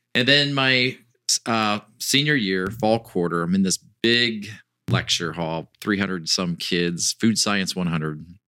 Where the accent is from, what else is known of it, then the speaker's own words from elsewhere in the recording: Northwest Ohio, United States; moved away as an adult; got to move back to where I grew up in Northwest Ohio